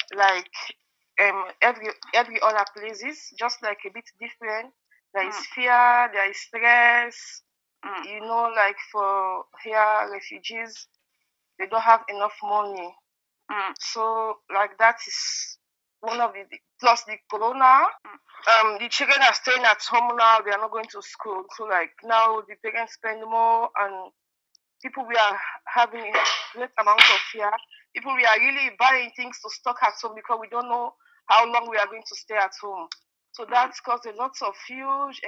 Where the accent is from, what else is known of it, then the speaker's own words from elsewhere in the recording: Sierra Leone; moved away as an adult; now in Germany; I'm from Sierra Leone, and a small country in West Africa.